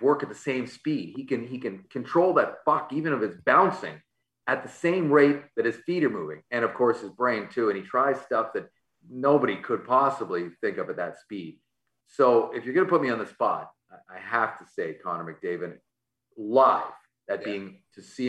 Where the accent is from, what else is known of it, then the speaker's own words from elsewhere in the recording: Vancouver, British Columbia, Canada; I grew up in Vancouver